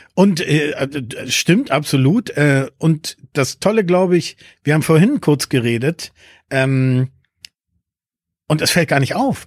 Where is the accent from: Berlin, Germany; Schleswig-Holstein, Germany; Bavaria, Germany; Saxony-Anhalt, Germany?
Berlin, Germany; first language Spanish; German is a second language; also born or lived in Peru / Lisbon, Portugal / Switzerland; ich bin in den 80ern groß geworden und in Berlin war das natürlich genau die Zeiten